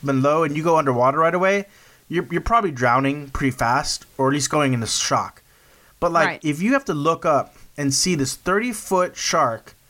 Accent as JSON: {"language": "English", "region": "South Texas", "country": "United States", "tie": "born or raised there", "said": "growing up in South Texas"}